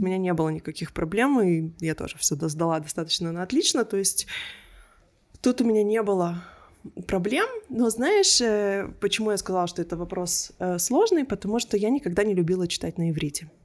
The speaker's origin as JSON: {"language": "Russian", "country": "Israel", "tie": "born or raised there", "also_born_or_lived": "Belarus / Berlin, Germany", "first_language": "Russian", "moved": "as an adult", "lives_now": "Melbourne, Australia", "said": "мы всей семьей уехали из Беларуси в Израиль"}